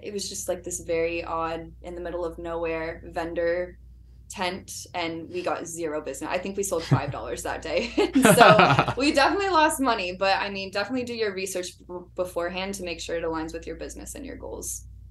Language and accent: English; Orlando, Florida, United States; moved away as an adult; I was born and raised in Orlando